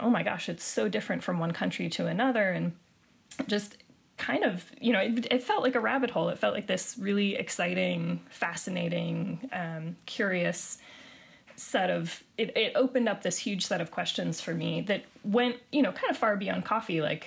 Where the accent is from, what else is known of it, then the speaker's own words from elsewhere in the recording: Spokane, Washington, United States; I grew up in Spokane